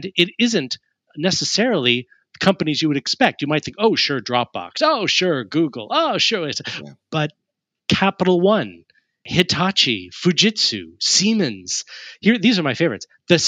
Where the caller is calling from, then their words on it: Richmond, South East England, United Kingdom; I'm joining you from Richmond in Surrey in the United Kingdom, which is just southwest of Greater London.